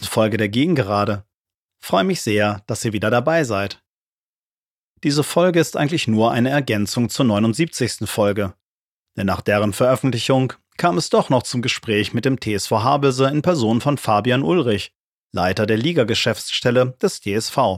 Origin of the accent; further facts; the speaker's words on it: Oldenburg, Lower Saxony, Germany; meiner Heimatstadt, nämlich Oldenburg, da wo ich gerade wohne.